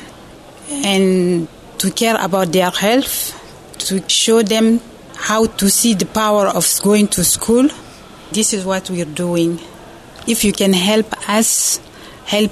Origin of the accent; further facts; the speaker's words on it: Niger; I'm from Niger, West Africa.